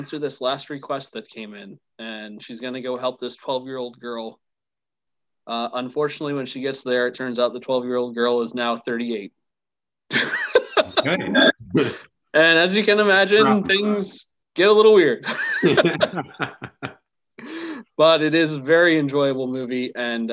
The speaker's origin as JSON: {"language": "English", "country": "United States", "said": "As an American"}